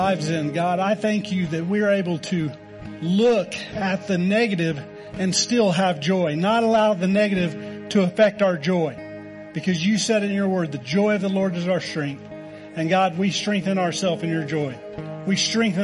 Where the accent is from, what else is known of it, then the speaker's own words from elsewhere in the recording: Oklahoma, United States; moved away; I'm from Oklahoma